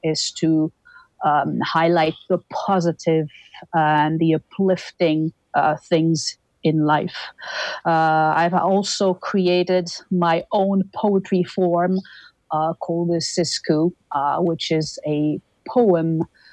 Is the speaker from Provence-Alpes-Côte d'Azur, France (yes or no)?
no; Toulouse, Occitania, France; moved away as an adult; now in Winnipeg, Canada; I am originally from Toulouse, southern France, and I moved to Winnipeg, Canada in 2003.